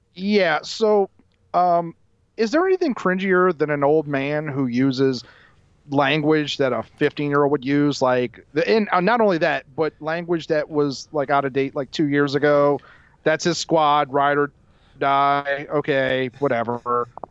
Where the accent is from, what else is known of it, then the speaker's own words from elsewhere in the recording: New Orleans, Louisiana, United States; I grew up in New Orleans